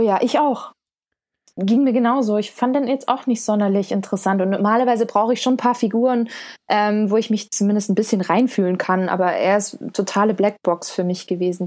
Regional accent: Stuttgart, Baden-Württemberg, Germany; ich komme aus Stuttgart

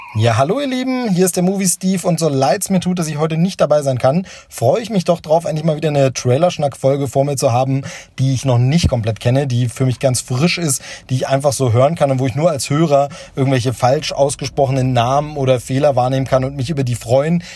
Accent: Hoyerswerda, Saxony, Germany; ich bin in Hoyerswerda aufgewachsen, groß geworden

